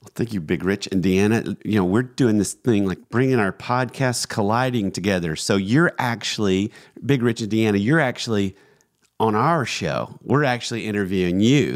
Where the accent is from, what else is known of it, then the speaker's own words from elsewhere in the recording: Georgia, United States; we're from Georgia